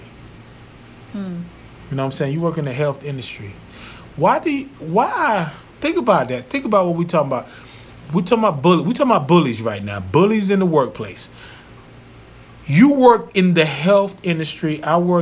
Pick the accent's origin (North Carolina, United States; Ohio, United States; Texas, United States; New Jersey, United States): North Carolina, United States; moved away; my hometown, Zeppelin, North Carolina